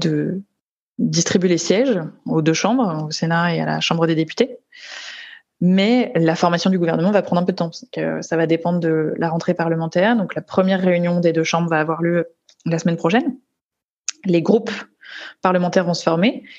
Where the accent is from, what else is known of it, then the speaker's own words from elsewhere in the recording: France; moi en tant que française